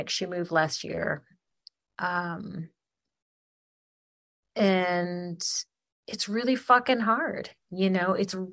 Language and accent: English; Ypsilanti, Michigan, United States; granted where i'm from Ypsi and arbor like people are like salt